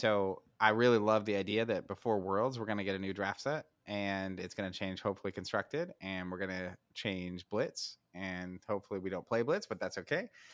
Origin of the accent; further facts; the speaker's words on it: United States; I'm an American